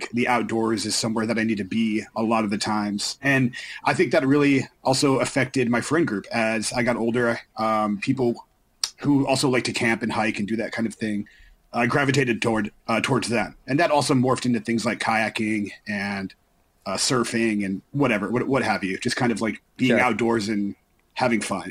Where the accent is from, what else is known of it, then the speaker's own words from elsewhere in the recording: Florida, United States; Growing up in Florida